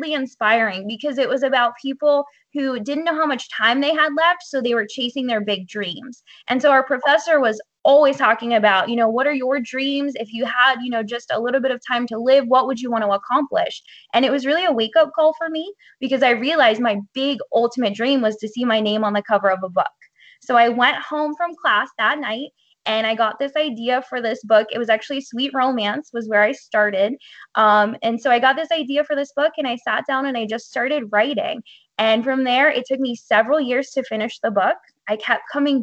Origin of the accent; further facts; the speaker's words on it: Hollidaysburg, Pennsylvania, United States; I actually grew up in a really small town that I still live in. It's called Hollidaysburg, Pennsylvania